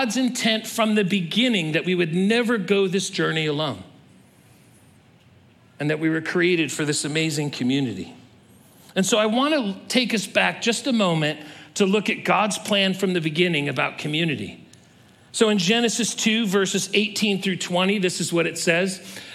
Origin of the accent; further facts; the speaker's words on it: California, United States; I was born and raised in California